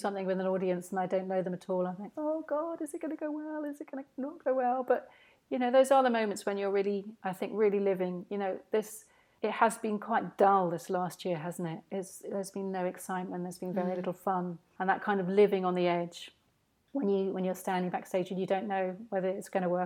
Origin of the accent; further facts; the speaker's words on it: St Albans, East of England, United Kingdom; my hometown of St Albans